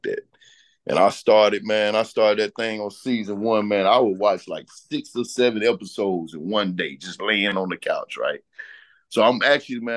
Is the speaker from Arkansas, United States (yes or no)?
yes; Arkansas, United States; moved away; Arkansas is my home, you know, my home state